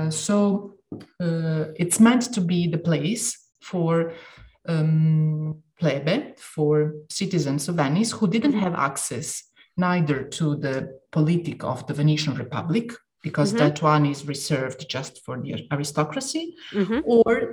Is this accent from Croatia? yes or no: yes; Dalmatia, Croatia; Since I come from Dalmatia, every now, mm-hmm. and now and then I say, okay, maybe I got the wrong scuola, but I could belong to both of them.